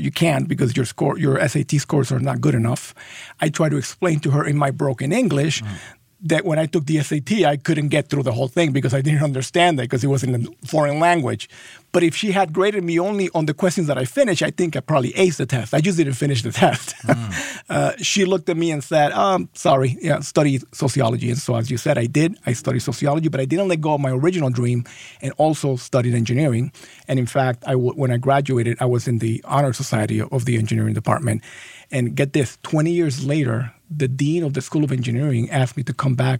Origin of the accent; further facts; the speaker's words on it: Los Angeles, California, United States; born there; I was born in Los Angeles, but I'm a Bengals fan.